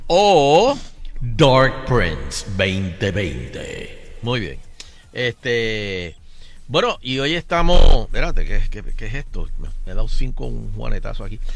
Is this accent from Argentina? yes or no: no; Puerto Rico; le dijimos, Puerto Rico